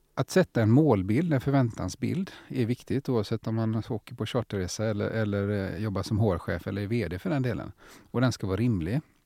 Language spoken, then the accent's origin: Swedish; Gothenburg, Västra Götaland, Sweden; som göteborgare är jag också stolt